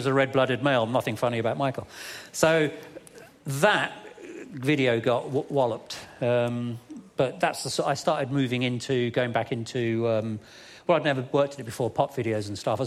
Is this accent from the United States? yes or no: no; London, United Kingdom; where I grew up in London, was next to Southall